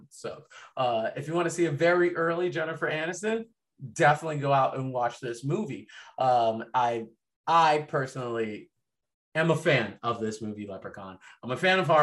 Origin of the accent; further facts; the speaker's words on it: Boston, Massachusetts, United States; I'm from Boston